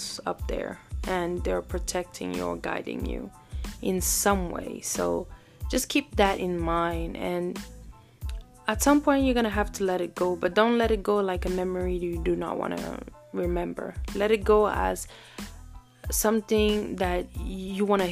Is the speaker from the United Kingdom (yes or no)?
no; Burkina Faso; moved away; also born or lived in Cameroon; I was born in Cameroon and raised in Burkina Faso. So technically, I have two homes.